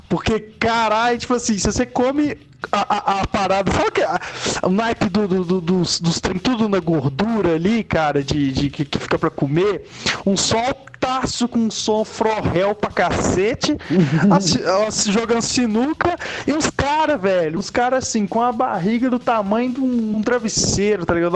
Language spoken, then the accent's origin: Portuguese; Ouro Branco, Minas Gerais, Brazil; Porque eu sou de Ouro Branco, né, cara? uma cidade pequenaça, né, cara? Não existe show de metal aqui